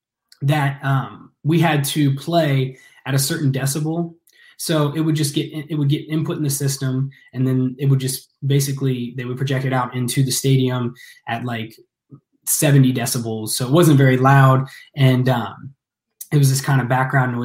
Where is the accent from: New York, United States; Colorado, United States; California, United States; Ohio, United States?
Ohio, United States; Ross; I grew up out in the country, you know, out in Ross, right. Ohio.